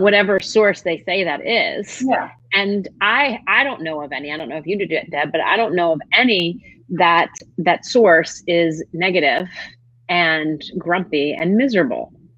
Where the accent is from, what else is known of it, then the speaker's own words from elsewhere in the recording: Northeast, United States; now in Charlotte, United States; I grew up in the Northeast